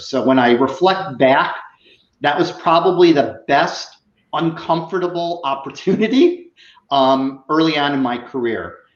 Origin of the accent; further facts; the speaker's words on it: Chicago, Illinois, United States; moved away as an adult; also born or lived in Iowa; now in South Florida, United States; I'm originally from Chicago.